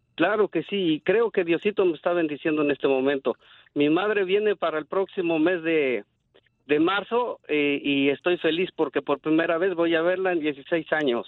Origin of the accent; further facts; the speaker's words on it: State of Mexico, Mexico; now in United States; soy del Estado de México